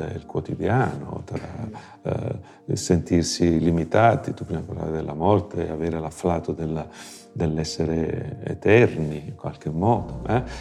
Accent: Mormanno, Calabria, Italy; now in Florence, Italy; Io sono Calabro Lucano, Eh, la dico così per far capire che vengo dal nord della Calabria

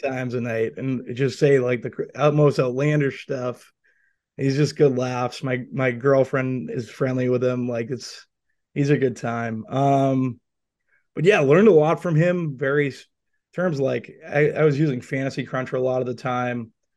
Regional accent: Boston, Massachusetts, United States; I grew up in the North End

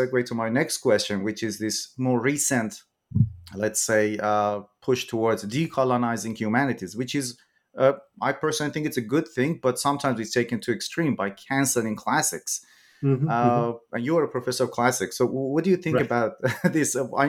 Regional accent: Iran; moved away as an adult; also born or lived in New Zealand; I'm originally from Iran myself. So I studied English literature in Iran, did my bachelor and master's there. Then I went to New Zealand to do my PhD.

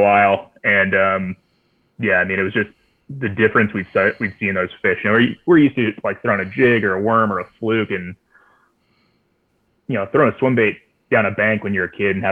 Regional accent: Irvine, California, United States; moved away; also born or lived in East Coast; I grew up in Irvine

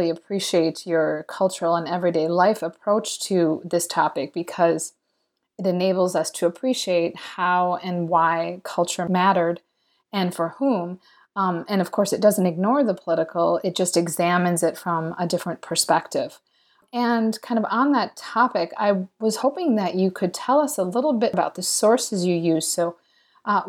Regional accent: United States; as an American

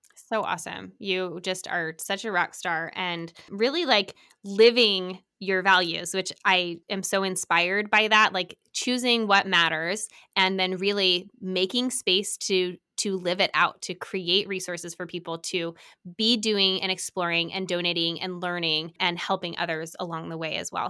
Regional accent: Salt Lake City, Utah, United States; moved away; I grew up in Salt Lake

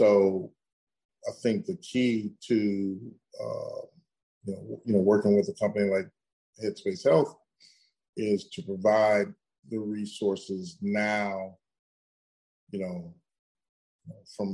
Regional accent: Midwest, United States; I grew up in the Midwest in America

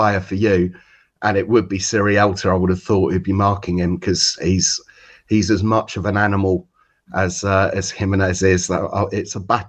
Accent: Watford, East of England, United Kingdom; I grew up in Watford

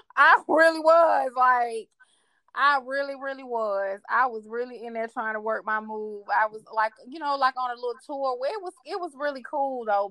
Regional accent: Atlanta, Georgia, United States; I'm from Atlanta. I worked in the clubs.

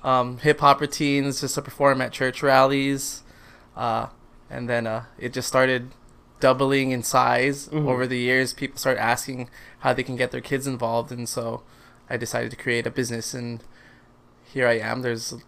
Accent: Philippines; I am Filipino.

